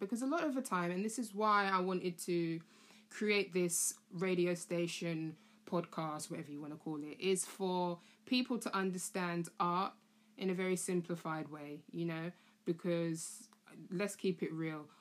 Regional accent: London, United Kingdom; also born or lived in Camden; I was born in Camden and I was raised in Tottenham.

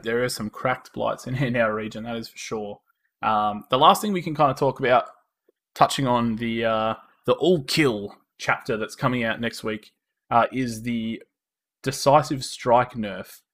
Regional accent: Australia; accent: Australian; we are from Australia. If you couldn't tell by our uh, our lovely Australian accents

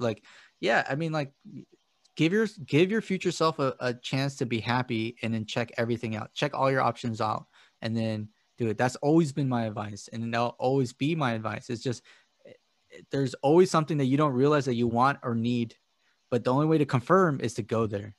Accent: United States; I'm an American

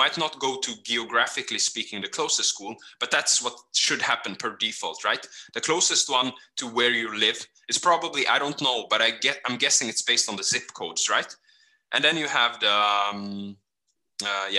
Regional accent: Norway; also born or lived in Kenya / Fredrikstad; we grew up in Norway

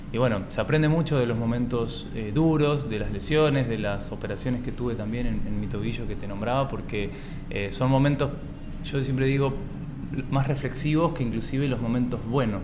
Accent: Santa Fe, Argentina; nosotros somos de Santa Fe, una provincia del interior de Argentina

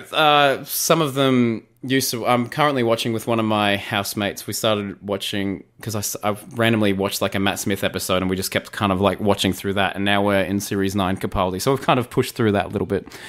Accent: Australia; as an Aussie

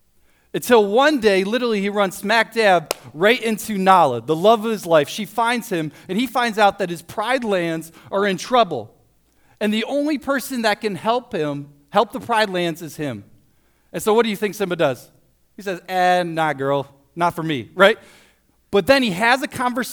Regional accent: Toledo, Ohio, United States; also born or lived in Springfield, Missouri; I grew up in Toledo, went to Toledo Christian High School

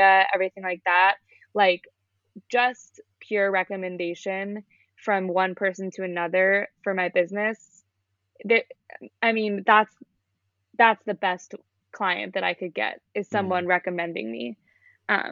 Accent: Long Island, New York, United States; moved away as an adult; now in Boston, United States; I'm from Long Island, which is outside of the city

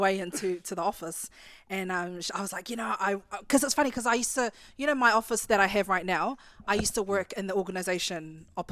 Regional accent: Christchurch, Canterbury, New Zealand; growing up in Christchurch

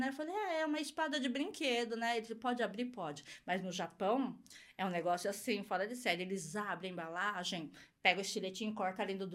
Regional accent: São Paulo, Brazil; Mas a gente é de São Paulo

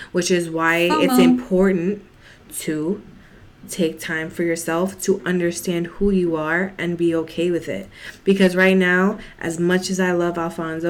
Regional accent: New York City, New York, United States; I'm from the Bronx

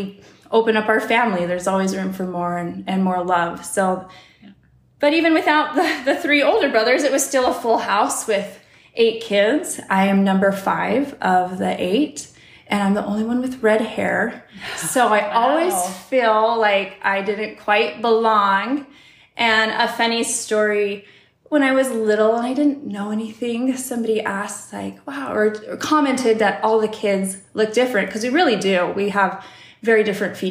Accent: Olympia, Washington, United States; also born or lived in California; I grew up in Olympia, Washington. I was born in California, but we didn't live there long

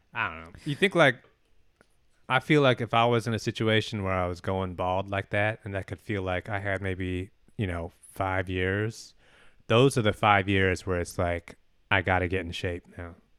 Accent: Albany, California, United States; my, my hometown, Albany, California

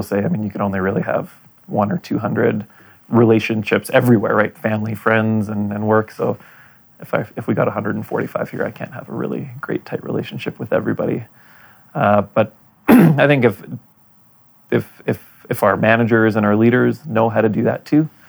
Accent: Winnipeg, Manitoba, Canada; also born or lived in Poland; now in Calgary, Canada; my hometown of Winnipeg

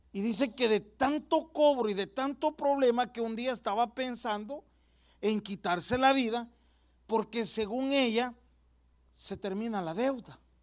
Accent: El Salvador; mi país, yo soy del Salvador

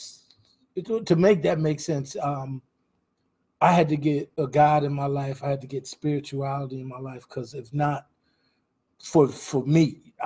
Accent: Trenton, New Jersey, United States; I lived off of Stuyvesant Avenue on a street called Oak Lane, right by Cowater Park.

